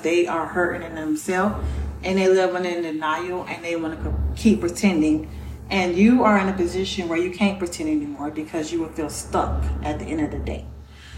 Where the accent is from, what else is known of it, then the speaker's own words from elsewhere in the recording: Gainesville, Florida, United States; moved away as an adult; now in Georgia, United States; I am from Gainesville, Florida. I've been here 4 years now